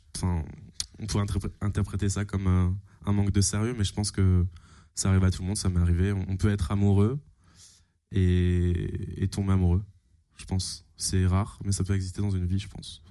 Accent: Fulgrisheim, near Strasbourg, Alsace, Grand Est, France; un petit village qui s'appelle Fulgrisheim

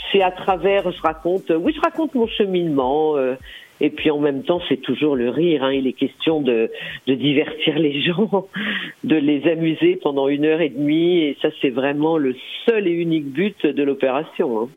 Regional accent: Lyon, Auvergne-Rhône-Alpes, France; Je suis lyonnaise

